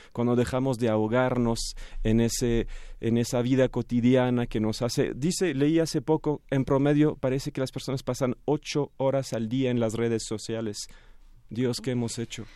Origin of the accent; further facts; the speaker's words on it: France; tres franceses, soy el más mexicano de los franceses